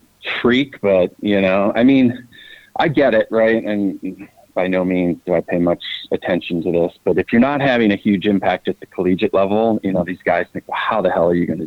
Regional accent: Northeast Ohio, United States; growing up in Northeast Ohio

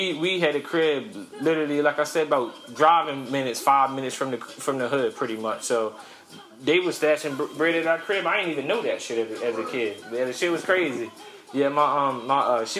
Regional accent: Cambridge, Maryland, United States; now in Charlotte, United States; I'm from the city called Cambridge, Maryland

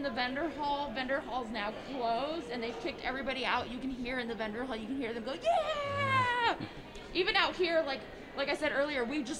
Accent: California, United States; I was California, born in one of the hospitals there

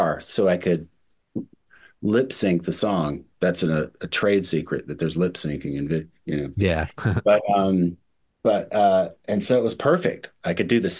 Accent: Mississippi, United States; moved away; also born or lived in New York City; I grew up in the South. I grew up in Mississippi

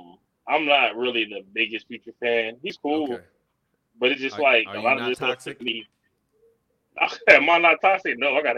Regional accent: San Bernardino, California, United States; now in Alabama, United States; I was born in San Bernardino, but I live in Alabama now.

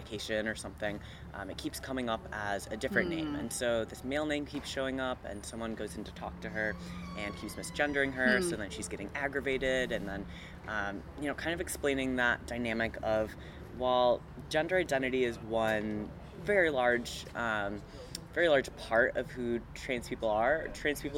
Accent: Midwest, United States; now in Arizona, United States; But I grew up in the Midwest, which was a little bit more conservative, and now we're here in Arizona

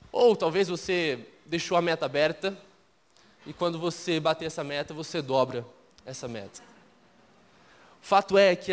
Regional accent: Minas Gerais, Brazil; eu sou mineiro, então eu não vou soltar nenhum ai na pregação, pode ficar tranquilo. E talvez você vai começar a perceber que eu não tenho tanto o mineirês. Eu já deixei um pouco, mas minha cultura ah, é muito mineira.

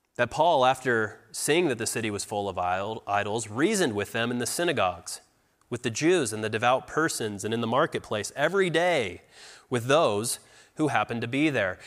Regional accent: United States; we're from America. We believe in God

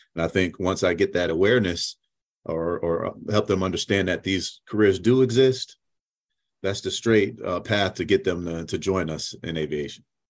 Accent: Syracuse, New York, United States; now in North Texas, United States; originally I'm from Syracuse, New York, born and raised.

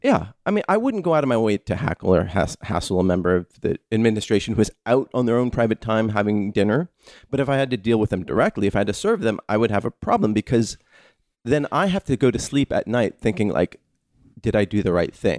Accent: United States; as an American

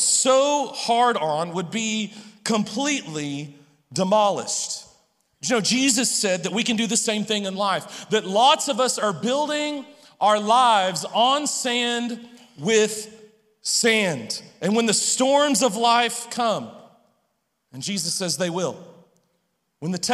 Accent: Humble, Texas, United States; I was born outside of Houston in a suburb of Houston called Humble. And so growing up in Humble

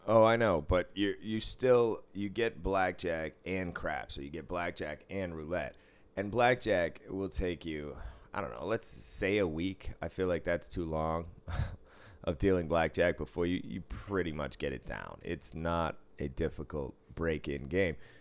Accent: Boston, Massachusetts, United States; now in Las Vegas, United States; I grew up in Boston.

